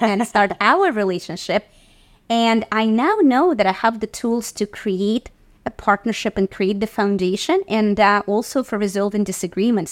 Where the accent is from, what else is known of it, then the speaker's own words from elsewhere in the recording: Saint Petersburg, Russia; now in New York City, United States; growing up in Russia in the professional theater